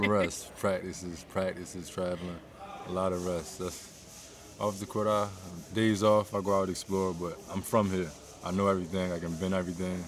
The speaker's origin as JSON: {"language": "English", "town": "Baltimore", "region": "Maryland", "country": "United States", "tie": "born or raised there", "said": "my hometown, Baltimore."}